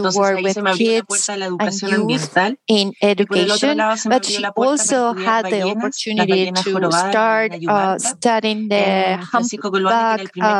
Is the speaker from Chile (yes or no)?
yes; Puerto Natales, Magallanes, Chile; I was born in Puerto Natales, a small town at the very south of Chile. So I did all high school there.